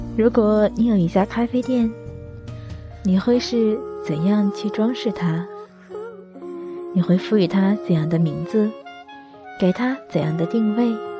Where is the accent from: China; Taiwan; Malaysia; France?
China; Tianjin; 相信如果你也生活在天津，或者曾经生活在天津，一定应该知道这个节目。不错。我也是听着那个节目慢慢长大的。